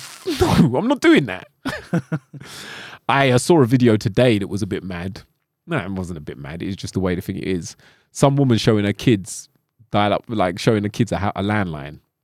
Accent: London, United Kingdom; accent: London; With my London accent?

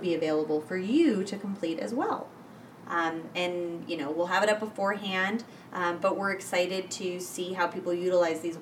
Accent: Michigan, United States; I come from Michigan.

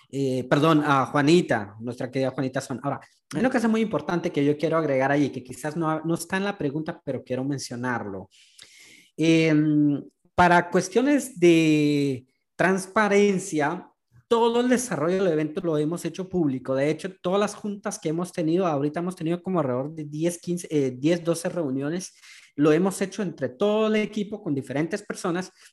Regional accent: Guatemala; now in Houston, United States; Ciudadanos comunes que en su mayoría somos guatemaltecos que vivimos aquí en Houston

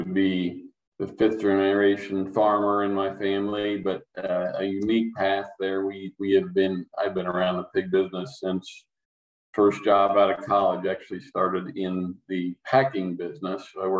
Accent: Indiana, United States; So I'm from Indiana

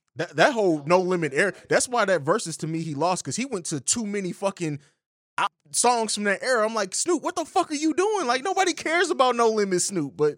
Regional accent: Midwest, United States; We're all from the Midwest

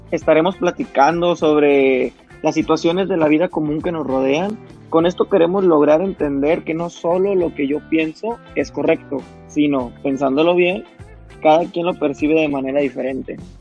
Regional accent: Monterrey, Nuevo León, Mexico; soy de la ciudad de Monterrey

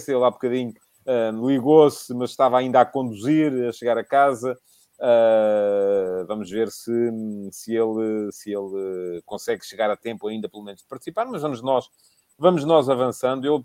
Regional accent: Santarém District, Portugal; eu sou de Cruz, eu sou de Cruz.

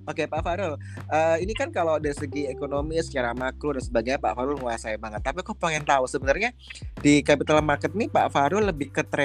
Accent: Padang, West Sumatra, Indonesia; Saya dulu anak perantauan dari Padang.

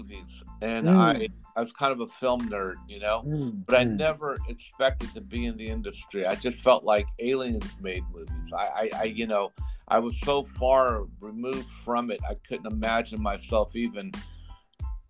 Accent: Miami, Florida, United States; also born or lived in New York / Georgia; I was born in New York, but at 6 months old, I moved to Georgia and lived in a small industrial town in Georgia, then eventually moved to Miami

